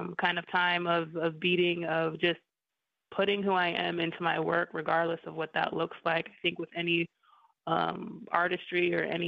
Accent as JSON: {"language": "English", "town": "Lapwai", "region": "Idaho", "country": "United States", "tie": "born or raised there", "also_born_or_lived": "New York", "said": "I moved from New York to Lapway, Idaho on my res"}